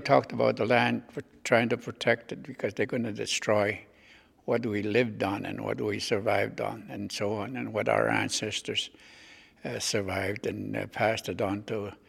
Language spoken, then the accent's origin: English; Chisasibi, Quebec, Canada; I'm from Chesapeake.